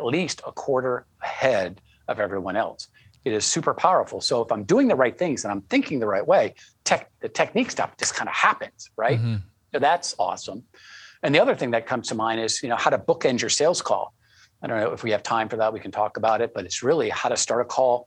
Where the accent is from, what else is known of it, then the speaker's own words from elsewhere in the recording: New England, Connecticut, United States; I grew up in New England, very conservative